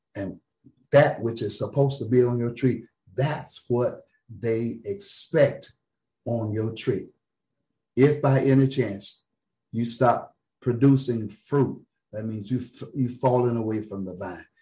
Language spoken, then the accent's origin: English; South Florida, United States; now in Tallahassee, United States; I'm from South Florida